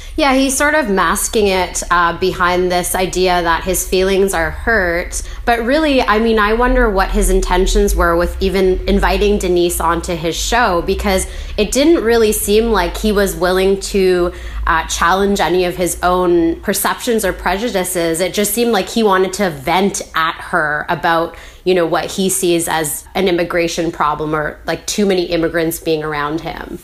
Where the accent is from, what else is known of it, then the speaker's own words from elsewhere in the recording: Vancouver, British Columbia, Canada; I, I'm from Vancouver. I grew up here.